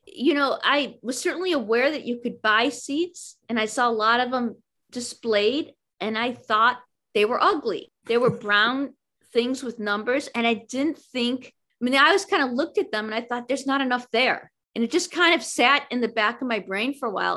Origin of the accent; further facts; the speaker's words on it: Chicago, Illinois, United States; I grew up in Chicago